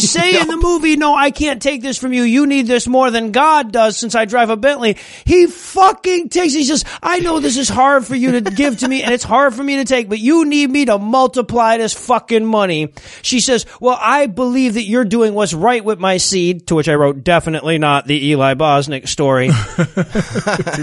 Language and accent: English; Detroit, Michigan, United States; I grew up in Detroit